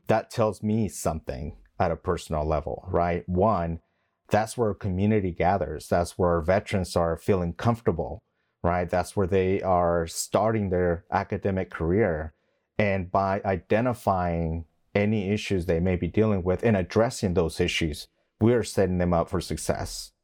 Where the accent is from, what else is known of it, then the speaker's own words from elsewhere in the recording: West Texas, United States; moved away as an adult; also born or lived in Mexico / Long Beach, California; I was young when my parents moved to West Texas before I joined the Marine Corps.